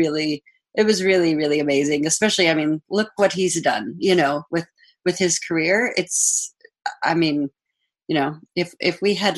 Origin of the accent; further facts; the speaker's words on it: Saskatchewan, Canada; also born or lived in Australia; I was born in Saskatchewan